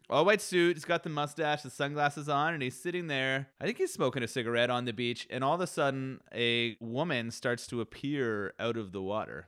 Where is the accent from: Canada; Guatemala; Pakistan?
Canada; growing up in Canada